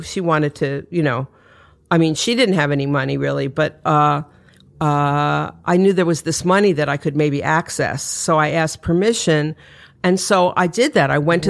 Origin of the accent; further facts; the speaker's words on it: New York City, New York, United States; also born or lived in Detroit / Connecticut; Okay, well, I grew up mostly in Manhattan. I was born in Manhattan, but my parents split up when I was three, and then I moved with my mother to Detroit for a few years